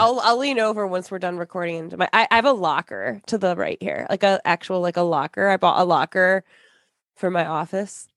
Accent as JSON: {"language": "English", "region": "Michigan", "country": "United States", "tie": "born or raised there", "said": "I grew up in Michigan."}